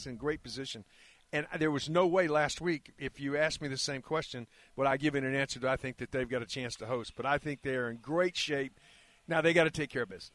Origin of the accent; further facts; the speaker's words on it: Carrollton, Texas, United States; I was raised in Carrollton, which is a suburb north